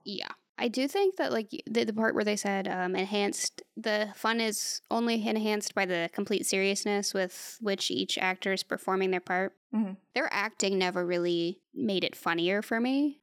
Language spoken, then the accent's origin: English; United States; As an American